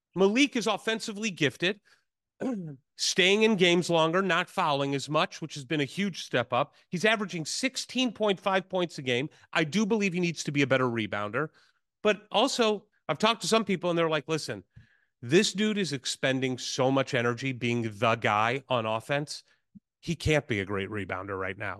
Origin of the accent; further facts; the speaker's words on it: St. Louis, Missouri, United States; my hometown school, Saint Louis University